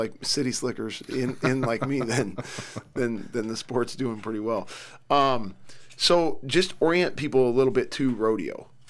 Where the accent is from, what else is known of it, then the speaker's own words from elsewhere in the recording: Cedar Falls, Iowa, United States; So I grew up in Cedar Falls, Iowa, which isn't a big town at all. It's the home of University of Northern Iowa.